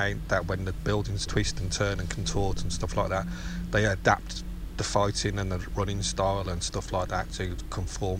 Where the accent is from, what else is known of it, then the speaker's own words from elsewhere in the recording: United Kingdom; I'm a Brit.